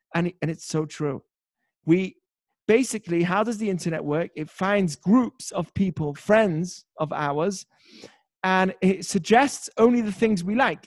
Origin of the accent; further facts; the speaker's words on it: United Kingdom; now in United States; I'm British